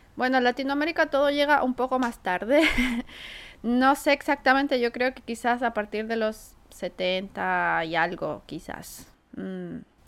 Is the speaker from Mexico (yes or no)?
no; Chile